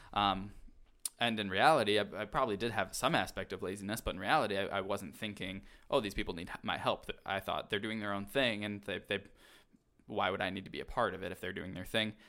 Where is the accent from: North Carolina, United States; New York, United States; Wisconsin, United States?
Wisconsin, United States; Milwaukee; I grew up in Milwaukee